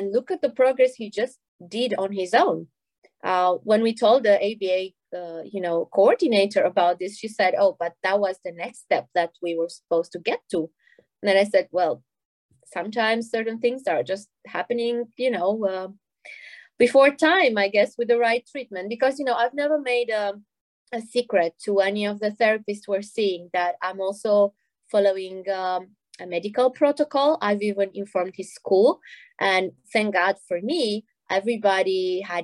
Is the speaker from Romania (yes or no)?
yes; Romania; now in Belgium; my home country, Romania.